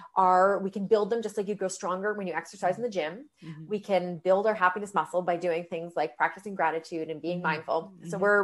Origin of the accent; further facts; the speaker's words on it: London, Ontario, Canada; now in Toronto, Canada; I'm from London, Ontario. And so I didn't go home for Thanksgiving